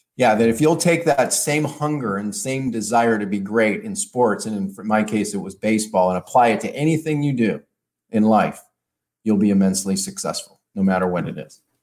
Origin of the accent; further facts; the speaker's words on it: Detroit, Michigan, United States; I grew up in Detroit